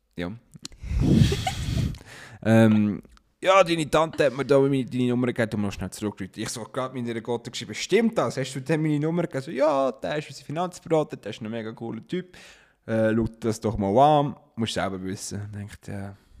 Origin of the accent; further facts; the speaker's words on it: Switzerland; accent: Swiss German; wir dann untereinander Schweizerdeutsch reden